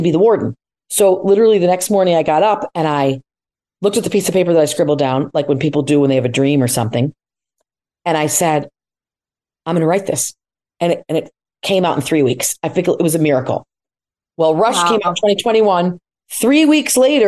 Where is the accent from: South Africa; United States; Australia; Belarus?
United States; Syracuse, New York; I was the second kid in upstate New York. I grew up outside of Syracuse, Casanova